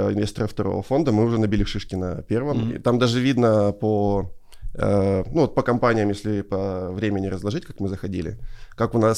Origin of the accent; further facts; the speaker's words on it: Ukraine; и не надо скрывать, что мы из Украины